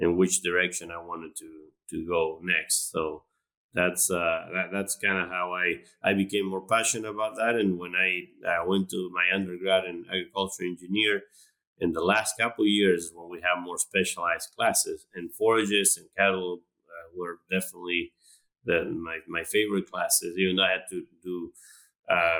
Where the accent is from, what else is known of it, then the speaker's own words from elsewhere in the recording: Argentina; moved away as an adult; now in Florida, United States; I'm originally from Argentina.